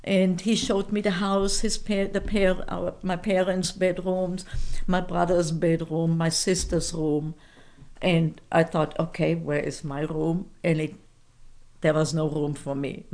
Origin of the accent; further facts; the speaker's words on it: Fulda, Hesse, Germany; first language German; English is a second language; moved away as an adult; also born or lived in Frankfurt; my hometown where we lived then in Fulda, Germany